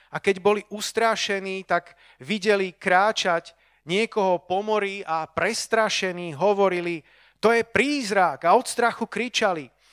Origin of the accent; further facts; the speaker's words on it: Bratislava, Bratislava Region, Slovakia; ja som tu z Bratislavy